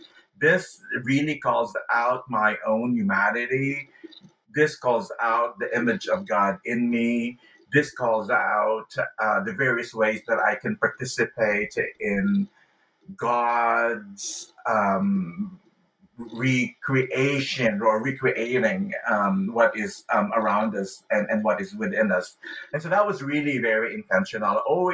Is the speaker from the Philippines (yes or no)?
yes; Philippines; also born or lived in California, United States; the way I felt growing up in the Philippines, or the way I felt when I was attending church in California